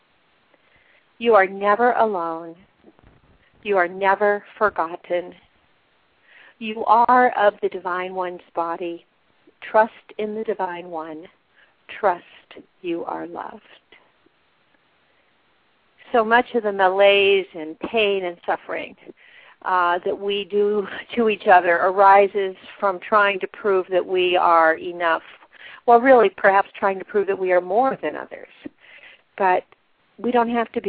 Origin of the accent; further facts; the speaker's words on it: Ohio, United States; moved away; also born or lived in Wisconsin; when I was a little kid living in Ohio